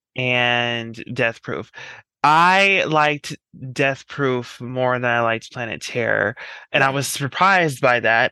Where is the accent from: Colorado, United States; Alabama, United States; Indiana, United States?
Colorado, United States; I'm from Colorado.